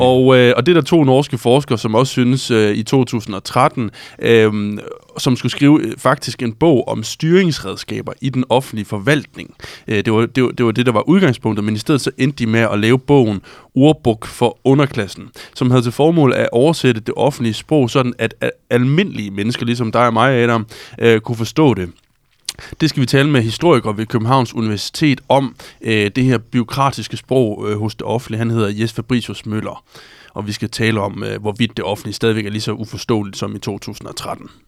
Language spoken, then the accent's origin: Danish; Struer, Central Denmark Region, Denmark; moved away; jeg er jo for Struer oprindeligt øh, ja. og, og er født og opvokset i Struer